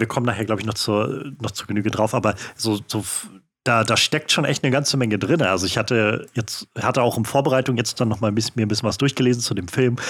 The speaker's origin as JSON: {"language": "German", "region": "Mecklenburg-Vorpommern", "country": "Germany", "tie": "born or raised there", "said": "ich bin auch in Mecklenburg aufgewachsen"}